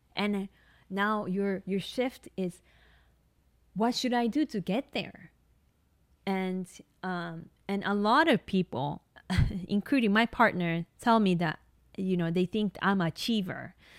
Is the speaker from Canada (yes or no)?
no; Tokyo, Japan; English is a second language; moved away as an adult; also born or lived in Hawaii; I grew up in Tokyo, so my family didn't have a car